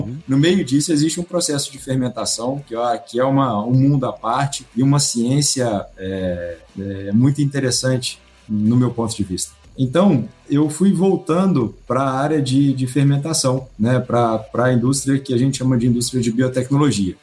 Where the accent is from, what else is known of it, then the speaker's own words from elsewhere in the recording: Minas Gerais, Brazil; also born or lived in Serra da Mantiqueira / Juiz de Fora; now in Campinas, Brazil; Eu sou mineiro